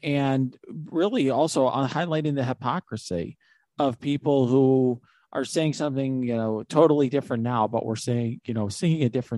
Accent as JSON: {"language": "English", "town": "Naperville", "region": "Illinois", "country": "United States", "tie": "born or raised there", "said": "my hometown in Naperville"}